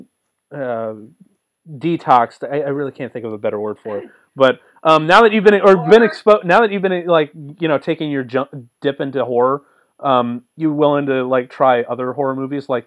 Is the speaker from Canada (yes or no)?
no; Cincinnati, Ohio, United States; we're from Cincinnati